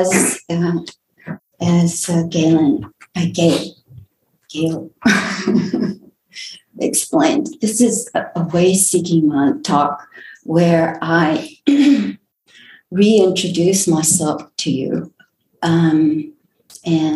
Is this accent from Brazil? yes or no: yes; Recife, Pernambuco, Brazil; also born or lived in Olinda, Brazil; now in Houston, United States; I was born in Recife, in the state of Pernambuco, Brazil.